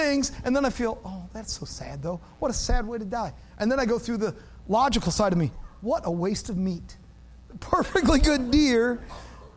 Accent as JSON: {"language": "English", "region": "Wisconsin", "country": "United States", "tie": "born or raised there", "said": "I grew up in Wisconsin"}